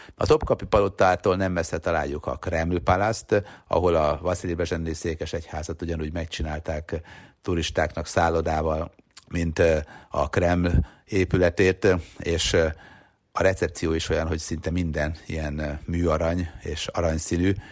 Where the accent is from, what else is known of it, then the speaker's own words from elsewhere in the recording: Hungary; mi Magyarisztánból jöttünk